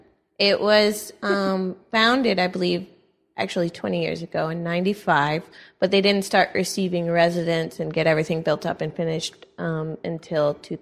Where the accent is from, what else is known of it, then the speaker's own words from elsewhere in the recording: Austin, Texas, United States; also born or lived in Madison, Wisconsin; I'm actually from Austin, Texas